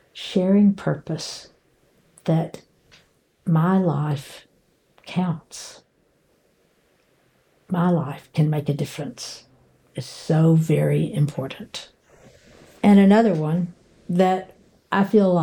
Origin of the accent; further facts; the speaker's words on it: Murray, Kentucky, United States; my hometown of Murray, Kentucky